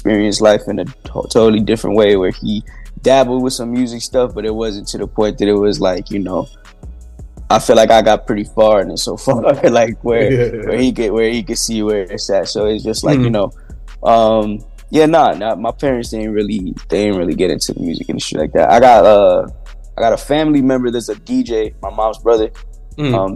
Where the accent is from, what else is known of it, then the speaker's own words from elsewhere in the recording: Yonkers, New York, United States; Really close to Getty Square, but I live my majority of my life near Cross County